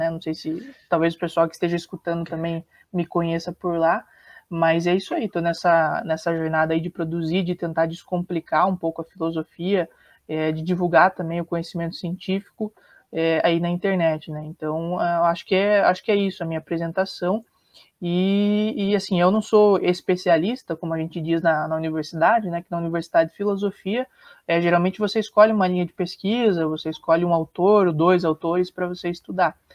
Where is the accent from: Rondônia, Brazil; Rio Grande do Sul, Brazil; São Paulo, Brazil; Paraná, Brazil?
Paraná, Brazil; Sou aqui do Paraná.